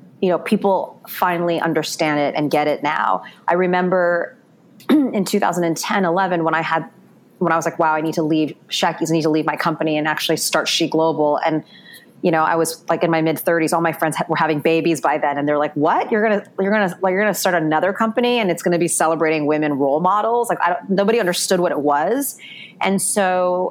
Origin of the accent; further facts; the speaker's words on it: New York City, New York, United States; I grew up in New York City, went to an all girls high school, daughter of immigrant Chinese parents